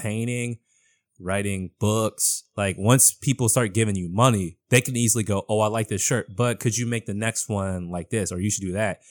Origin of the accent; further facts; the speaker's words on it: Boston, Massachusetts, United States; I'm born and raised in Boston